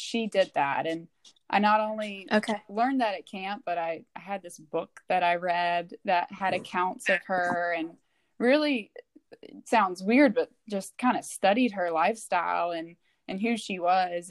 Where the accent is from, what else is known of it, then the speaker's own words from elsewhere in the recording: Burlington, North Carolina, United States; moved away; also born or lived in Maryland; the community of my hometown in Burlington, North Carolina